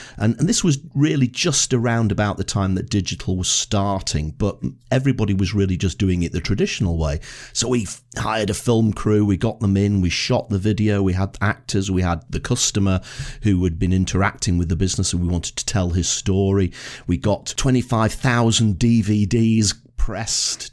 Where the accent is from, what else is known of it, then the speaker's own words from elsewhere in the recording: Blackpool, North West England, United Kingdom; now in Edinburgh, United Kingdom; where I was brought up in Blackpool.